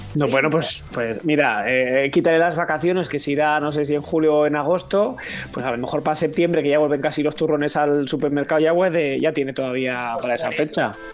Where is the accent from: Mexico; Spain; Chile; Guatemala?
Spain; Catalonia; aquí somos los tres somos catalanes. Julián, Carlos y yo somos catalanes